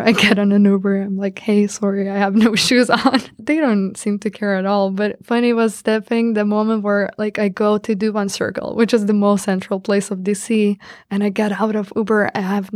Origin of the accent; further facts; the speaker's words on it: Lithuania; moved away as an adult; now in Washington, D.C., United States; I come from Lithuania